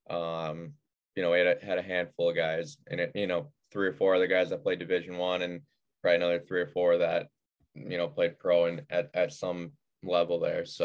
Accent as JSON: {"language": "English", "town": "Clarence", "region": "New York", "country": "United States", "tie": "born or raised there", "said": "Yeah. Um, so suburb of Buffalo, uh, grew, grew up playing for like the Buffalo Regals, Buffalo Junior Sabres, um, just the youth programs there."}